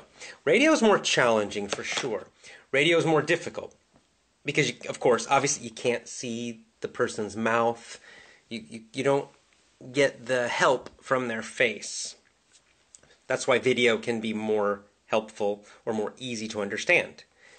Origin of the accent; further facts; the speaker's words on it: Southern United States, United States; accent: Southern; I grew up in the South. I grew up in the southern part of the United States. When I was young, I had a southern accent. And I lost my southern accent when I got older.